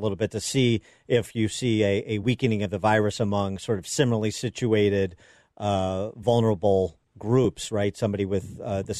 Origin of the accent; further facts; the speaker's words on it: Illinois, United States; my home state of Illinois